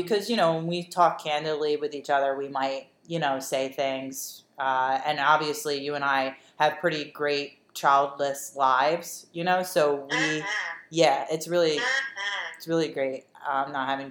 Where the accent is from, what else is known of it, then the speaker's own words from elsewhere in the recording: Delaware County, Pennsylvania, United States; We are from Delaware County